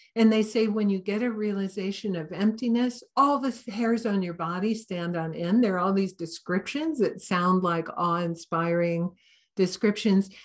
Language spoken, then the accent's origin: English; Santa Cruz, California, United States; I'm kind of from Santa Cruz